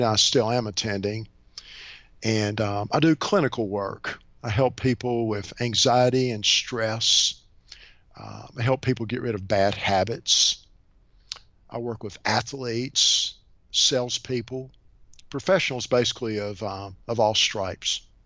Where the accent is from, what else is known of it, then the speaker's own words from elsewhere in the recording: Bluefield, Virginia, United States; also born or lived in Shenandoah Valley, Virginia; born and raised in a town in um, Southwest Virginia. Bluefield, Virginia.